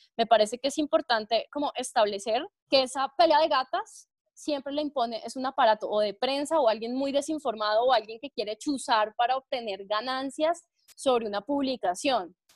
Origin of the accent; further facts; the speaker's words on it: Chía, Cundinamarca, Colombia; yo soy de pueblo, yo me considero de pueblo porque nacida y crecida en Chía, a mucho honor